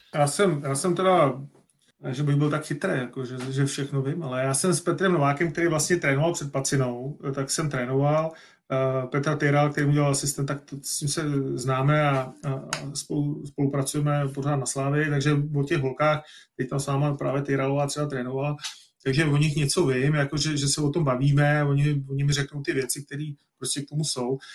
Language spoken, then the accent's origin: Czech; Czechia; fakt jsme Češi, tak fandíme tomu hokej